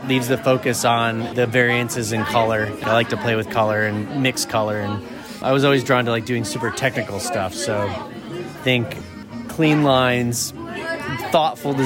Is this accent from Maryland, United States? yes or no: no; Troy, New York, United States; 10th generation Trojan